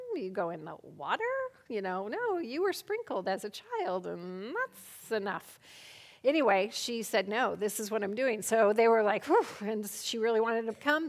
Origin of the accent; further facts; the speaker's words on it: Colorado, United States; moved away as an adult; now in Poland; I'm from Colorado, a native of Colorado